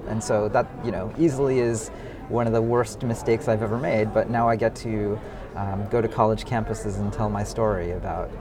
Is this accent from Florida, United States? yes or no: no; San Francisco Bay Area, California, United States; I grew up in the San Francisco Bay Area